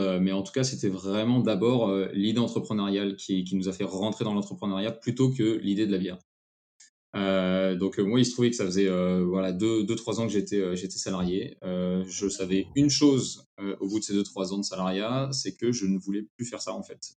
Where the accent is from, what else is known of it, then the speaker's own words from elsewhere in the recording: Picardy, Hauts-de-France, France; now in Paris, France; en Picardie, ma région natale